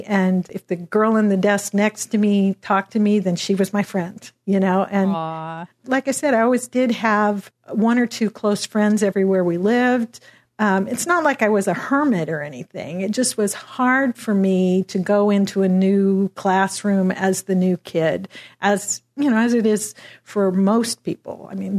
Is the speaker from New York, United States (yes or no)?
no; Washington, United States; Well, I grew up kind of all over Western Washington State in a bunch of little logging towns.